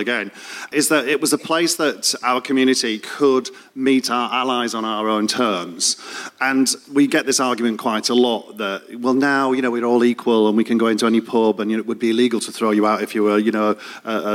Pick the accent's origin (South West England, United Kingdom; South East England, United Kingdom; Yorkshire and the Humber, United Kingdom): Yorkshire and the Humber, United Kingdom; Leeds; moved away as an adult; now in London, United Kingdom; I came from Leeds and I came out as a three-year-old.